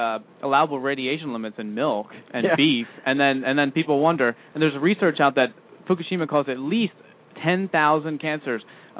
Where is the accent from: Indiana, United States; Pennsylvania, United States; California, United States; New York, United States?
New York, United States; But then there are things that you can't control, like growing up on Long Island, which is predisposes you to every possible disease at the exact same time